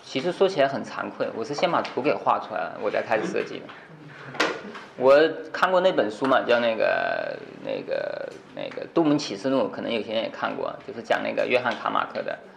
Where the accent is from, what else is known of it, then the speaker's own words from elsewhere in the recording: China; 我们中国人